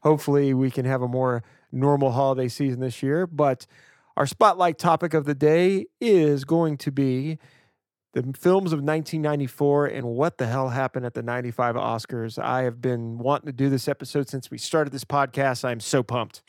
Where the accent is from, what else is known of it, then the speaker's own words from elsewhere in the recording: Louisiana, United States; now in Portland, United States; growing up in Louisiana